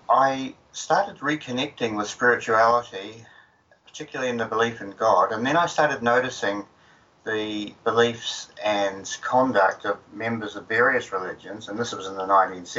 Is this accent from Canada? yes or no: no; New Zealand; I grew up in New Zealand